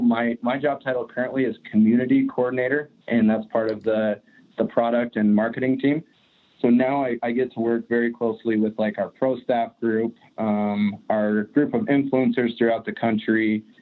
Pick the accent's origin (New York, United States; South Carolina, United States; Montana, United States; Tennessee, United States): Montana, United States; Glendive; I grew up in Glendive, which is about as far east of Montana as you can go. So really, you know, I grew up and I'm living currently in the same state